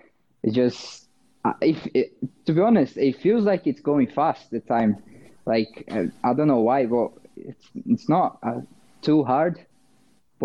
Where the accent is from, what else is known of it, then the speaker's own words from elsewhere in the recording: São Paulo, Brazil; English is a second language; moved away as an adult; also born or lived in Itu, Brazil; now in Halifax, Canada; I was born in Sao Paulo, and I moved to Itu